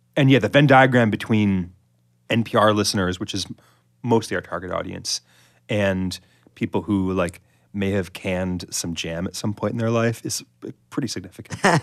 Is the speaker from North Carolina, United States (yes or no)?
no; the Hamptons, Eastern Long Island, New York, United States; I grew up in the Hamptons in Eastern Long Island